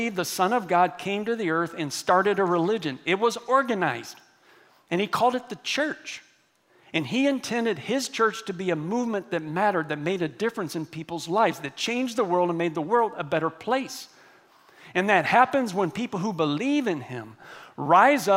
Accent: Texas, United States; I grew up here in Texas

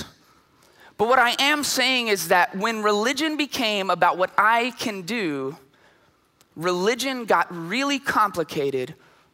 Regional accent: Lampasas, Texas, United States; now in San Antonio, United States; I'm from Lampasas. And in Lampasas, having a letter jacket with your name on the back of it is a huge deal

